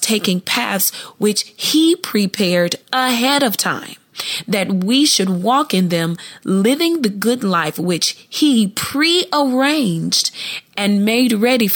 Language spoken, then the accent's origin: English; Columbus, Ohio, United States; I grew up in Columbus, Ohio